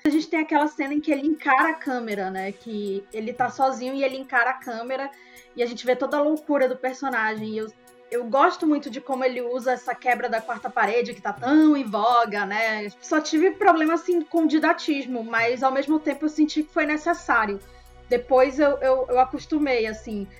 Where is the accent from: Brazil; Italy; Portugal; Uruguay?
Brazil; Manaus, Amazonas; sou daqui de Manaus